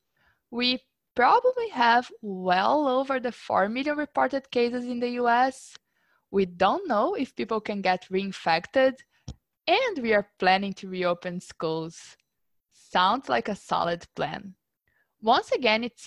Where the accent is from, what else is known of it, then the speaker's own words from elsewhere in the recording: Brazil; moved away; We are both from Brazil. We are actually both from the same city.